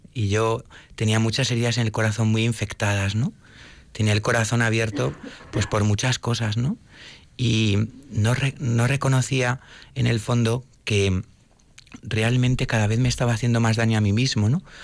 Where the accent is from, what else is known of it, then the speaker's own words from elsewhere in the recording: Madrid, Community of Madrid, Spain; yo soy de Madrid